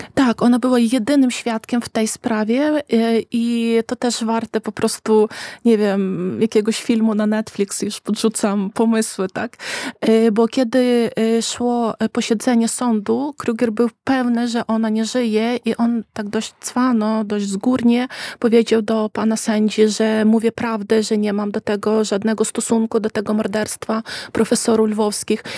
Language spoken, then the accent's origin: Polish; Ukraine